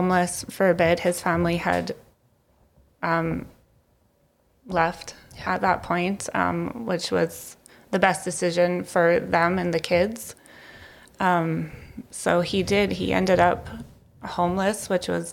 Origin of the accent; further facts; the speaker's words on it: Lethbridge, Alberta, Canada; I was born and raised here in Lethbridge on the south side, and I am now raising my three kids here in Lethbridge on the west side